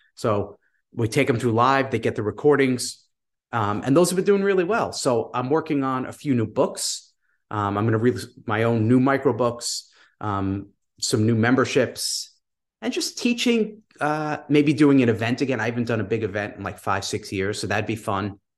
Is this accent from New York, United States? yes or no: yes; New York, United States; I'm from New York